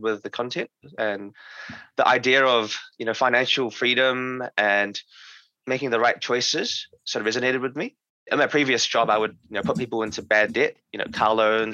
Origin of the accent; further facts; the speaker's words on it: New Zealand; I'm from New Zealand, a small country in the Pacific Ocean.